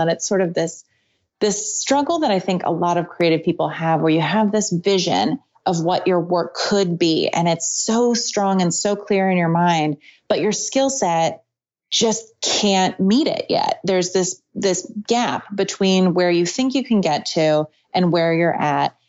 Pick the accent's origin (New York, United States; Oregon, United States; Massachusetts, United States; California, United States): Oregon, United States; Portland; also born or lived in Santa Cruz; I moved back to my hometown in Portland